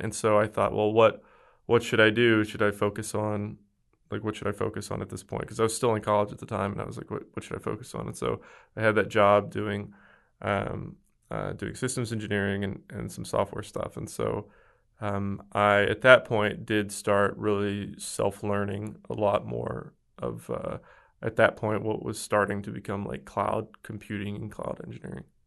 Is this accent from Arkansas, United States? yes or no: yes; West Memphis, Arkansas, United States; now in Dallas, United States; I am from a small town in rural Arkansas, right outside of Memphis, Tennessee